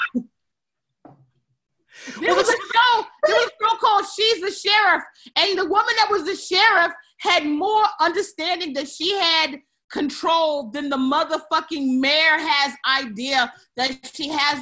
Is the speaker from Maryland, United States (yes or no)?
yes; Aberdeen, Maryland, United States; I grew up in Aberdeen, Maryland